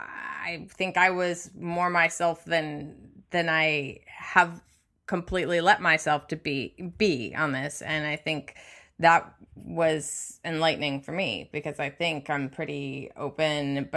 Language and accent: English; Midwest, United States; I grew up in the Midwest